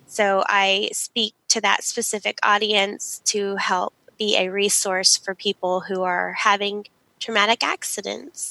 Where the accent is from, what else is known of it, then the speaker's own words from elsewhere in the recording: Dallas, Texas, United States; we grew up in Dallas, Texas